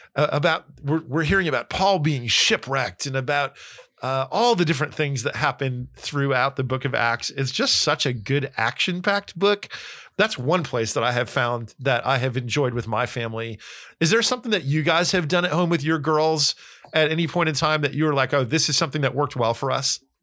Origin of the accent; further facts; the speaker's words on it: New Jersey, United States; also born or lived in California; now in Tennessee, United States; I grew up in New Jersey. I am a proud Northeasterner